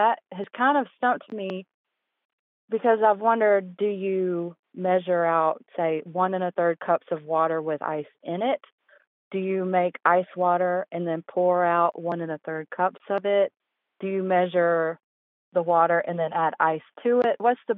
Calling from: Hendersonville, North Carolina, United States; I'm calling from Hendersonville, North Carolina.

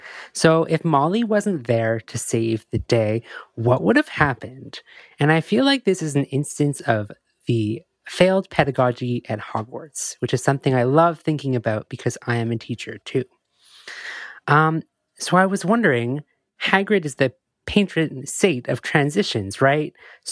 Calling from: Montreal, Quebec, Canada; I'm a listener from Montreal.

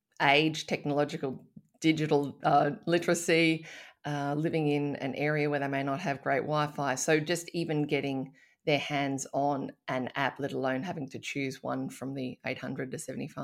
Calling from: Sydney, New South Wales, Australia; And I'm dialing in from Gadigal country of the Eora Nation, land unceded.

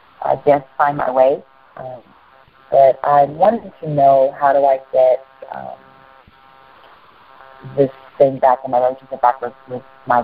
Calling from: North Carolina, United States; North Carolina.

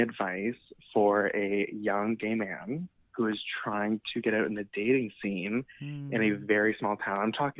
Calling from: Ontario, Canada; I'm calling from a very small town in southern Ontario.

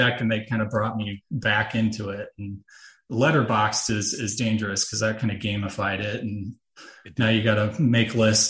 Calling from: Des Moines, Iowa, United States; I'm in Des Moines, the capital.

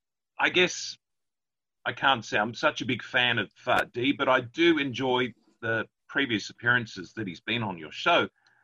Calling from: Ballarat, Victoria, Australia; I'm calling from Ballarat.

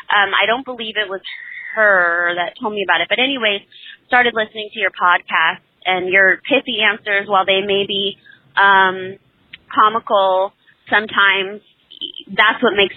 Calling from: Selma, California, United States; I'm from Selma, California.

